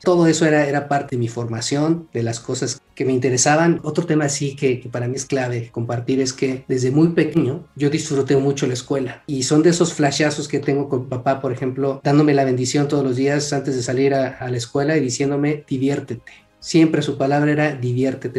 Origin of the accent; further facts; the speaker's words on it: Mexico City, Mexico; now in Querétaro, Mexico; yo soy de Ciudad de México, ahorita vivo en Querétaro.